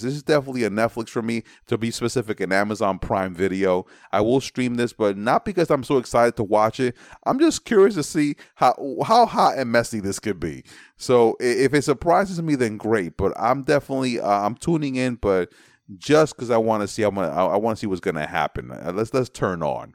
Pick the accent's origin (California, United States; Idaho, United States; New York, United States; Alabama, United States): New York, United States; New York City; also born or lived in Manhattan / Brooklyn; I'm from the Bronx. I was born in Manhattan. I live in Brooklyn